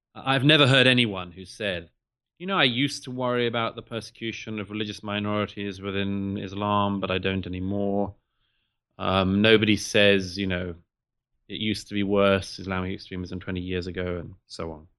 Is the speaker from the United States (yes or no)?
no; United Kingdom; the U K in particular, where I'm from, as I'm sure your listeners can tell from my accent.